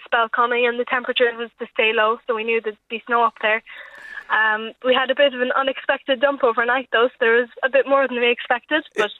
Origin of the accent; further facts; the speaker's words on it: Kerry, Munster, Ireland; also born or lived in Cork; I'm from Kerry.